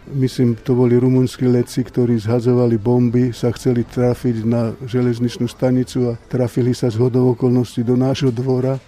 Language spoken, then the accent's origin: Slovak; Košice, Košice Region, Slovakia; also born or lived in Žilina; ja ako Žilinčan som začal v Košiciach chodiť do školy a 13 rokov som strávil v Košiciach, takže som tam vyrástol a detstvo som tam strávil.